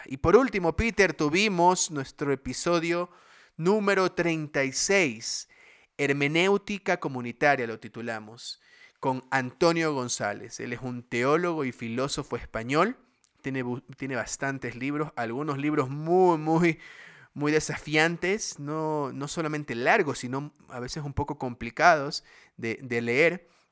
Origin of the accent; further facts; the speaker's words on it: Guayaquil, Guayas, Ecuador; soy acá de bien guayaco del Barcelona, de Guayaquil